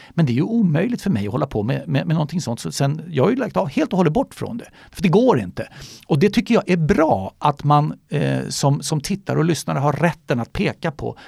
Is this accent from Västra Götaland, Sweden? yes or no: no; Solna, Stockholm County, Sweden; moved away as an adult; now in Gustavsberg, Sweden; jag är eh, född och uppvuxen i Solna och bodde där till jag fyllde 45